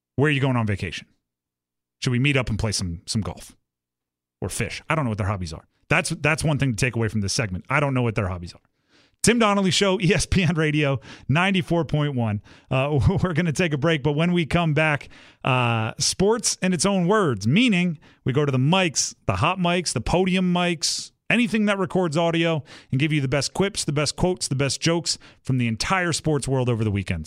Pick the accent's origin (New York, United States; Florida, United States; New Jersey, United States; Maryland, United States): New Jersey, United States; also born or lived in Delaware; I grew up in South Jersey for a large part of my childhood, went to school at Delaware